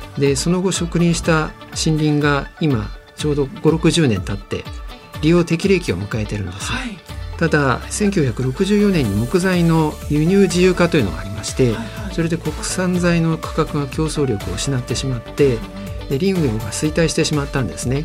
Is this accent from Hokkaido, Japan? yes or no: no; Tokyo, Japan; also born or lived in Hiroshima; 東京出身なんですが広島転勤が2回で9年とかですね